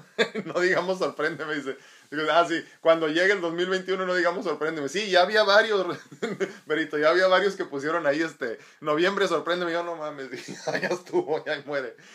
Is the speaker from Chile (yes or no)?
no; Mexico